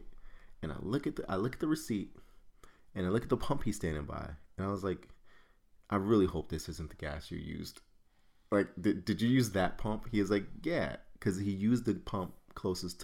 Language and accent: English; New York, United States; we're from New York